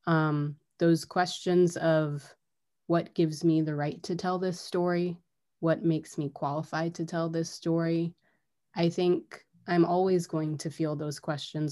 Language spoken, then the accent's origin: English; United States; I was born and raised and educated in the United States